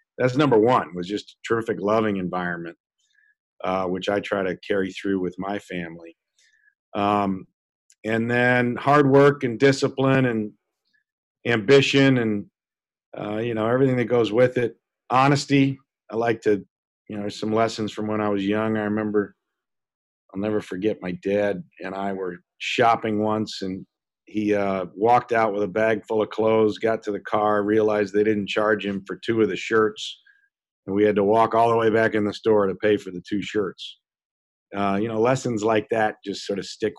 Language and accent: English; Peoria, Illinois, United States; I was born and raised in Peoria, Illinois